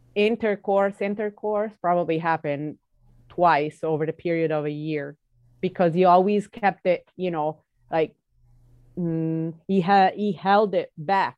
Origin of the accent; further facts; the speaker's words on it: Italy; the way I was growing up in Italy